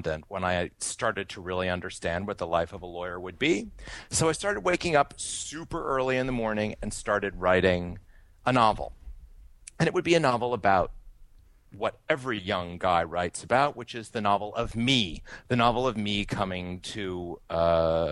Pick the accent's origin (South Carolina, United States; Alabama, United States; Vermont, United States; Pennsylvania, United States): Vermont, United States; Brattleboro; now in New York City, United States; I was born and brought up in Brattleboro, Vermont